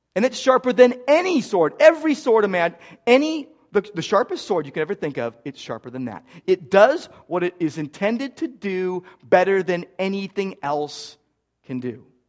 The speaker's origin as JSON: {"language": "English", "town": "Downey", "region": "California", "country": "United States", "tie": "born or raised there", "moved": "yes", "said": "I grew up in Downey"}